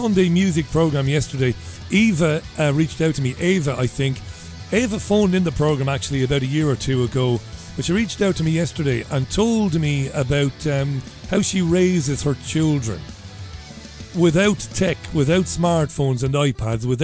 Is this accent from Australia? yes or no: no; Ireland; I'm an Irishman